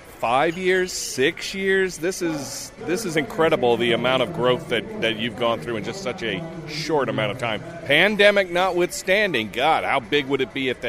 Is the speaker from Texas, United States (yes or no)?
no; Charlotte, North Carolina, United States; live at the Oddities and Curiosities Expo in my hometown of Charlotte, North Carolina.